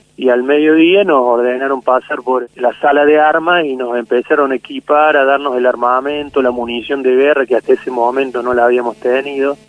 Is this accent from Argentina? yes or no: yes; Villa María, Córdoba, Argentina; yo soy de Villa María, Córdoba